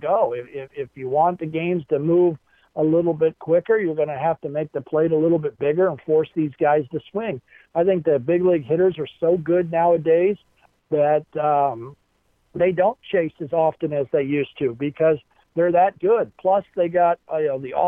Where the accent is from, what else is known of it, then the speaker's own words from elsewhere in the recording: Baltimore, Maryland, United States; when I was a kid, you know, was in growing up in Baltimore, Maryland